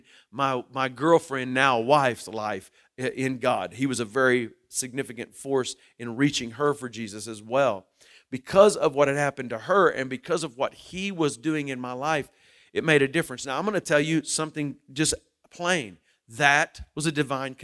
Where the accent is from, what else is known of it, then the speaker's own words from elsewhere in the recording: Muskogee, Oklahoma, United States; also born or lived in Shawnee, Oklahoma / Tecumseh, Oklahoma; I grew up in Muskogee, Oklahoma